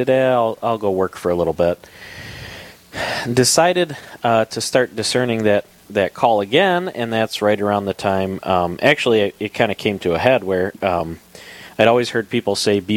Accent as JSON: {"language": "English", "region": "Minnesota", "country": "United States", "said": "I'm the Minnesotan"}